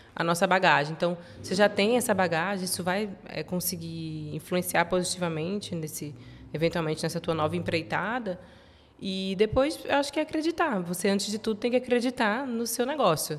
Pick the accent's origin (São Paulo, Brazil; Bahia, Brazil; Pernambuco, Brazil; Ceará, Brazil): São Paulo, Brazil; interior of; moved away as an adult; also born or lived in beach town in Brazil; now in Portugal; eu nasci em São Paulo, nasci no interior de São Paulo, mas vivi muito tempo em praia, em cidade de praia